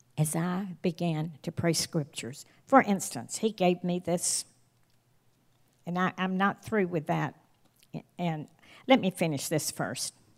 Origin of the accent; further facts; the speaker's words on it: the South, United States; my husband and I grew up in the South